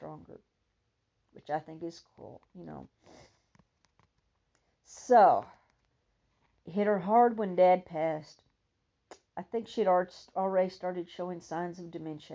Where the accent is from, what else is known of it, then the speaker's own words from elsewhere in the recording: Texas, United States; I'm a Texan and I mispronounce things